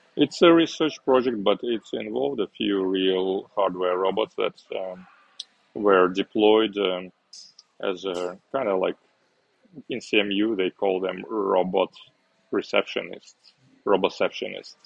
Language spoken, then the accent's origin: English; Uzbekistan; moved away as an adult; also born or lived in Moscow, Russia / Hong Kong; now in Osaka, Japan; I was born in Uzbekistan um, during the Soviet Union time still, and um, uh, after high school I studied at university in Russia in Moscow